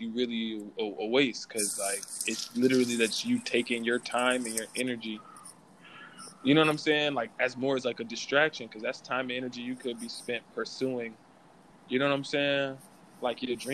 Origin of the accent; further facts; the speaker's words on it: Springfield, United States; I'm from Springfield